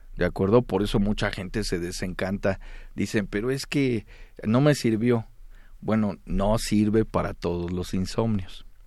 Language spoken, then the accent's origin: Spanish; Mexico